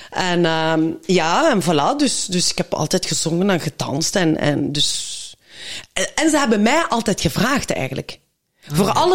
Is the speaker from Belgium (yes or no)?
yes; Belgium; ik ben in België geboren. En papa is naar hier gekomen toen hij 18 was, eh, om in de mijnen te werken. En dan heeft hij mijn mama ontmoet een Genk.